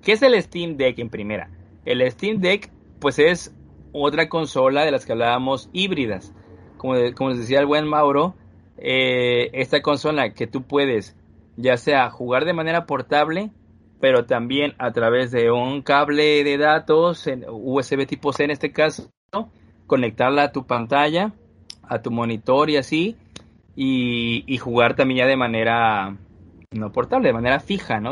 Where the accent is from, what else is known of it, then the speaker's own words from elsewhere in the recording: Mexico; Todos somos mexicanos